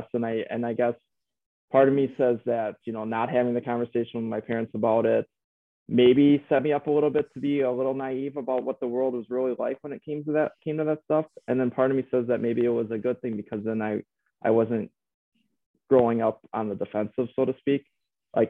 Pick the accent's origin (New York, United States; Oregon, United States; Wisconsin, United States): Wisconsin, United States; Tomah; So I grew up in the Tome area, small town between La Crosse, cities, Milwaukee